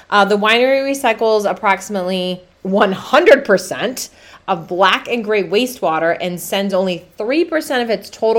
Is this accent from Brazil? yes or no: yes; Brazil; So in addition to South Africa, Pinotage is also grown in Brazil. My home country.